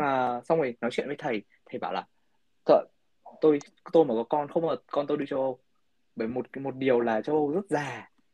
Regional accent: Hưng Yên, Vietnam; now in United States; ở quê em chẳng hạn như ở em ở Hưng Yên

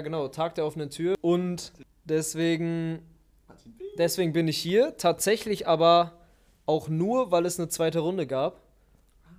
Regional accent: Witten, North Rhine-Westphalia, Germany; also born or lived in Wuppertal; Ich komme äh, eigentlich aus Bochum-Witten

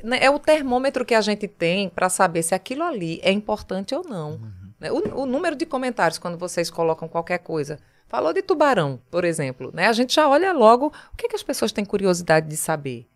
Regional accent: Taquaritinga do Norte, Pernambuco, Brazil; also born or lived in Paraíba; now in Recife, Brazil; Eu nasci em Taquaritinga, né, no Agreste, a 160 quilômetros daqui

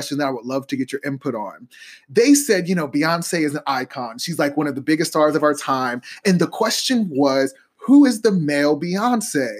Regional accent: Columbus, Ohio, United States; I grew up in Columbus, Ohio with little resources and big dreams

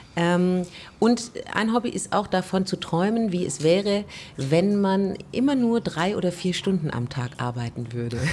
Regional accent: Korntal, Baden-Württemberg, Germany; also born or lived in Stuttgart; ich bin in Korntal groß geworden

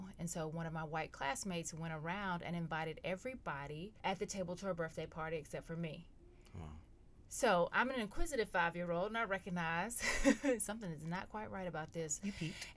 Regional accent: Goldston, North Carolina, United States; also born or lived in Durham, North Carolina; I'm from a small rural town called Golston, North Carolina

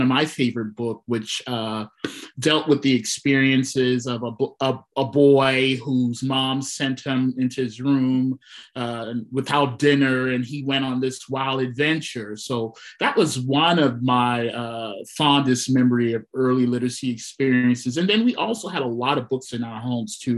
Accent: South Carolina, United States; I'm from South Carolina

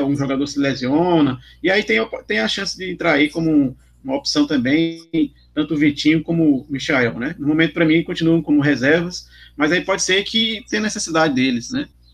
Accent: Brazil; como brasileiro esportista

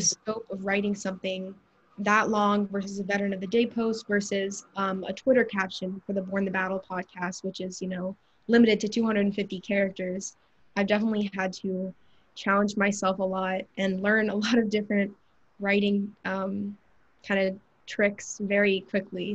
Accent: Atlanta, Georgia, United States; I'm from Georgia, I'm from Atlanta

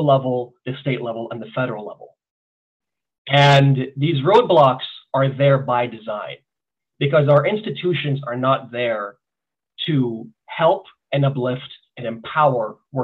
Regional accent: Los Angeles, California, United States; also born or lived in Italy / Iran (ancestry); We moved around a lot here in the West Valley, grew up in a lot of parts of Canoga Park, Chatsworth, Wooden Hills

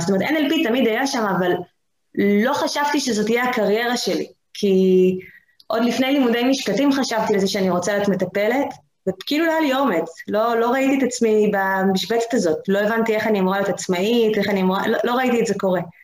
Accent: the Krayot, Haifa District, Israel; אני גם במקור מהקריות

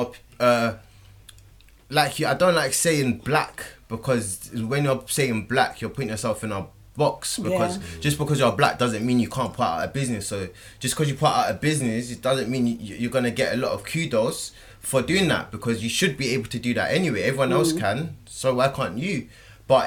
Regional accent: United Kingdom; we're British

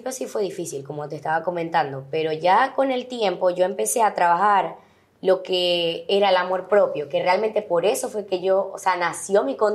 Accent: Venezuela; pero también me siento muy venezolana. O sea, todos mis amigos eran venezolanos

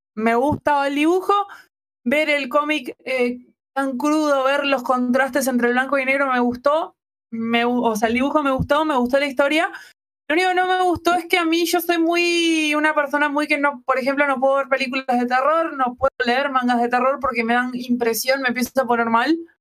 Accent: Montevideo, Uruguay

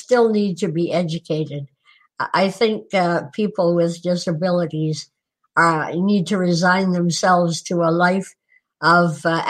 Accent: Newport, Vermont, United States; born there; No, actually, I was born in Newport, Vermont, because that was the closest hospital at the time.

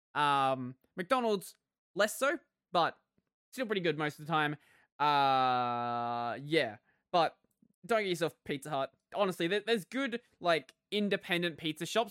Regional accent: Australia

